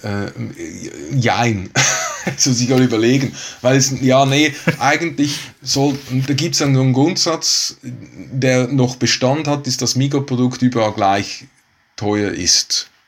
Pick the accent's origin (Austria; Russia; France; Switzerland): Switzerland; als Schweizer